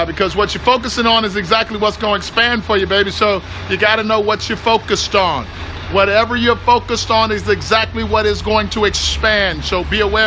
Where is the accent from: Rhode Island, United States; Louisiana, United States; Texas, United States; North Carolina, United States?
Texas, United States; Houston; I'm from Houston, Texas